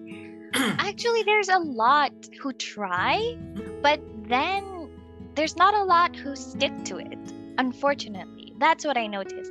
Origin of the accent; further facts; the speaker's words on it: Philippines; moved away as an adult; now in China; I'm from the Philippines. I am currently in China